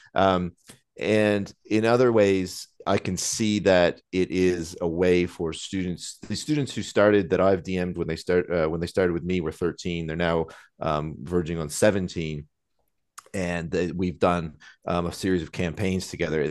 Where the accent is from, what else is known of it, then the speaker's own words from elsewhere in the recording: Nova Scotia, Canada; moved away as an adult; now in London, United Kingdom; growing up in Nova Scotia